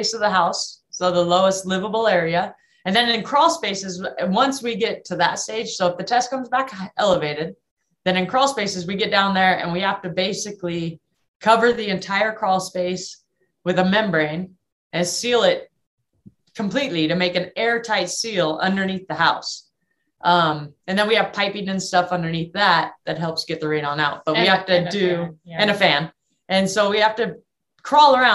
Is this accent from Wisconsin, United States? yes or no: no; Southern California, United States; now in Pocatello, United States; I grew up in Southern California.